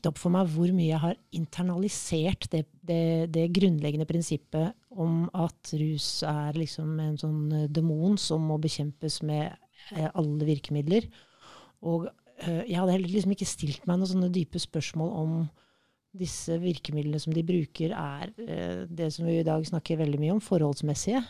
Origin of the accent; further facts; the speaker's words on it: Kenya; now in Norway; Jeg er født i Kenya